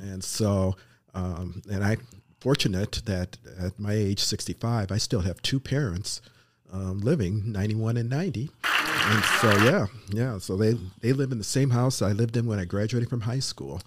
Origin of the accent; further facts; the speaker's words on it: Minnesota, United States; moved away; I grew up in Minnesota